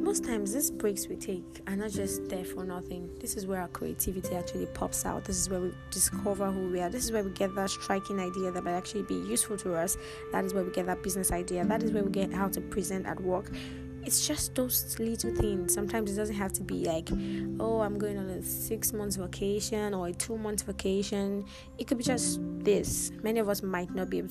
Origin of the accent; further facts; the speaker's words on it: Nigeria; we grew up in Nigeria